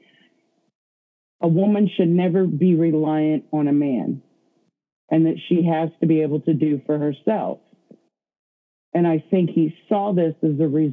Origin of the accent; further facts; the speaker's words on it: the South, United States; I grew up in the South.